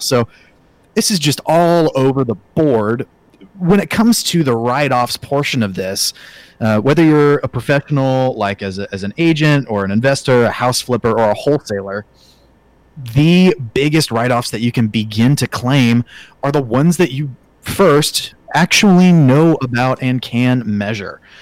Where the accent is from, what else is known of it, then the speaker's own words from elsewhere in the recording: Oklahoma City, Oklahoma, United States; moved away as an adult; now in Kansas, United States; I'm an Oklahoma boy, born and raised in Oklahoma City